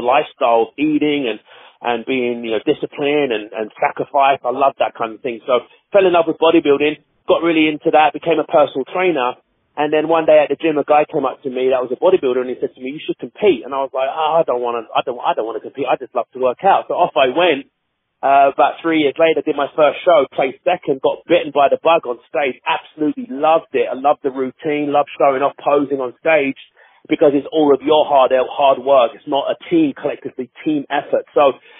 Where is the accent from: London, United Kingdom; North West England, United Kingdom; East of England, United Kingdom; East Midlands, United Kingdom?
London, United Kingdom; I'm born and raised in Hackney, East London, in England, born and raised there.